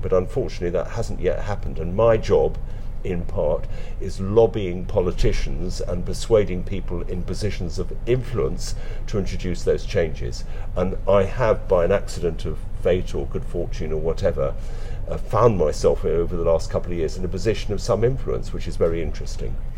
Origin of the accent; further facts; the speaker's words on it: London, United Kingdom; moved away as an adult; now in West Wales, United Kingdom; I'm a Londoner. My dad was a doctor and then trained to be a psychiatrist, so I lived in first of all in South London and then in North London